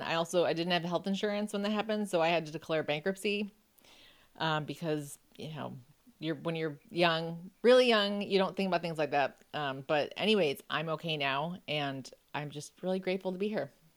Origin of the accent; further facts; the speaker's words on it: Buffalo, New York, United States; I grew up in Buffalo, so I knew, you know, how to drive on ice and snow and everything